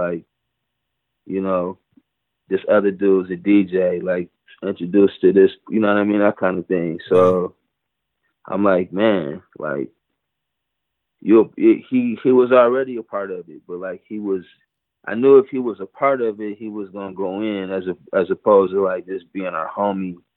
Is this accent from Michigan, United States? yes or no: yes; Pontiac, Michigan, United States; moved away as an adult; now in Egypt; I'm from Pontiac